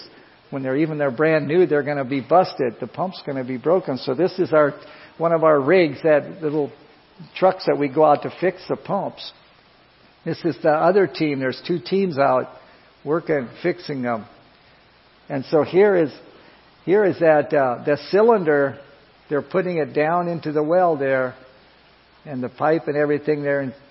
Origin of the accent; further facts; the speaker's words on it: Iowa, United States; moved away as an adult; I come from Iowa